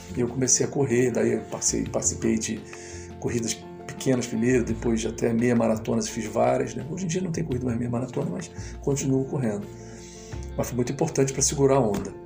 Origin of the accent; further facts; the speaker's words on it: Niterói, Rio de Janeiro, Brazil; eu sou de Niterói, né, no estado do Rio